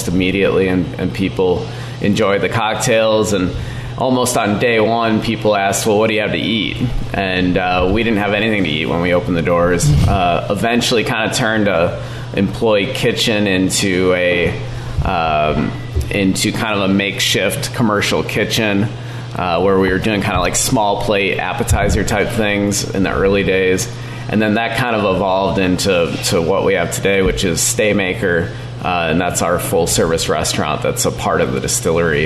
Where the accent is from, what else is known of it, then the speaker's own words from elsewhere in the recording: Valparaiso, Indiana, United States; Initially, I'm from Valparaiso, Indiana